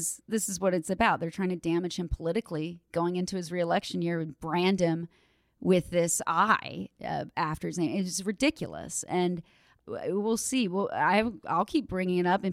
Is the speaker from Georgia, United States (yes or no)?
no; Maryland, United States; I'm from Maryland.